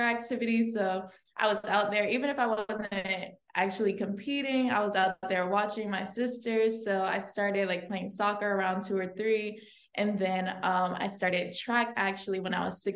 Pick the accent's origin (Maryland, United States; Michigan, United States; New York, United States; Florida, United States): Maryland, United States; the DMV area; I was born and raised in Maryland, the DMV area